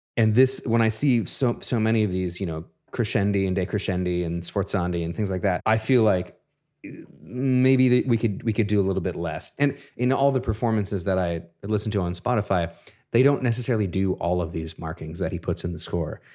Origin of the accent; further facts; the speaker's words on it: Minneapolis, Minnesota, United States; in my hometown of Minneapolis